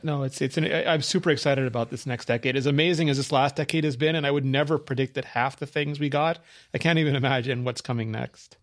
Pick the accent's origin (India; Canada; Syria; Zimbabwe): Canada; I was Canadian